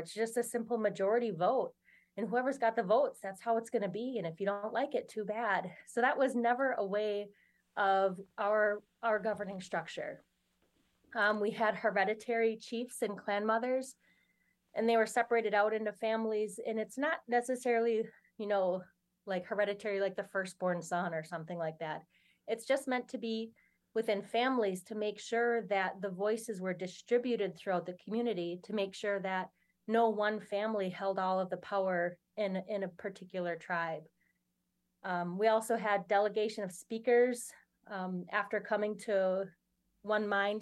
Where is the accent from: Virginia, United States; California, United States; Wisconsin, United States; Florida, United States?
Wisconsin, United States; Oneida; I grew up here in Oneida in, in my community